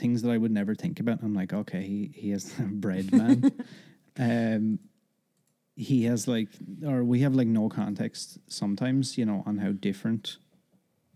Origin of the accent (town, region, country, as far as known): Ireland